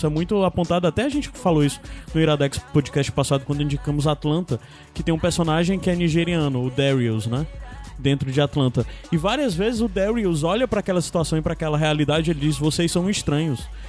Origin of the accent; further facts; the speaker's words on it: Northeast Region, Brazil; principalmente nós nordestinos